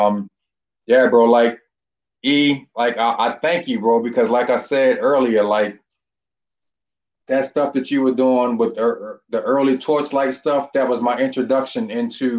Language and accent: English; Baltimore, Maryland, United States; I'm born and raised in Baltimore. I've been here since 1969